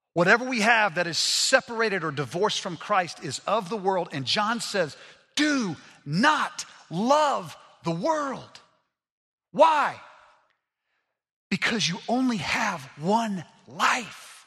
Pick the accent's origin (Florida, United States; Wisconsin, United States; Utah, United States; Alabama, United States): Alabama, United States; Montgomery; I grew up in Montgomery, Alabama